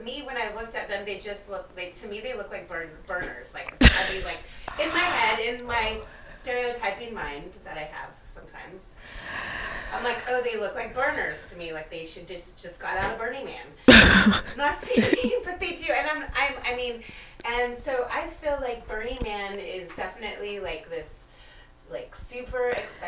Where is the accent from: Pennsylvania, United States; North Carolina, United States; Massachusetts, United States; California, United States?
California, United States; Whittier; lot of tweakers in Whittier. Let me tell you, and I'm from Whittier.